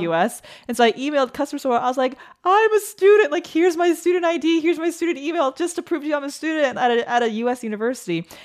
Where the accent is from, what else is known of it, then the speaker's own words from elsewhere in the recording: Taipei, Taiwan; I grew up in Taipei